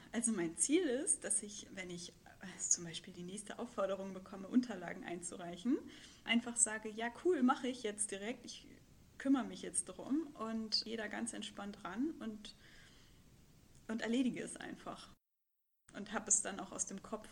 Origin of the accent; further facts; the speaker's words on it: Hamburg, Germany; moved away as an adult; Hamburgerin gewesen oder bin es ja auch immer noch, aber dann ja vor zwei oder drei Jahren äh, beschlossen, ins Ausland zu gehen